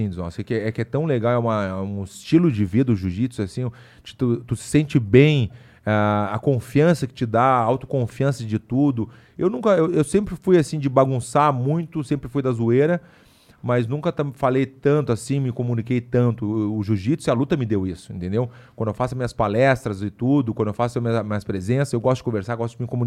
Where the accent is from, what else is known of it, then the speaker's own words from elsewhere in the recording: Ceará, Brazil; no colégio esse que eu estudei quando era pequeno, no Ceará